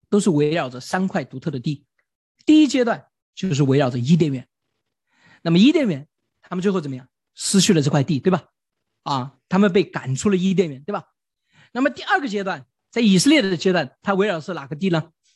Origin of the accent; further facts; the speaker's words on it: China; 我们中国人从小就古代就明白了这个道理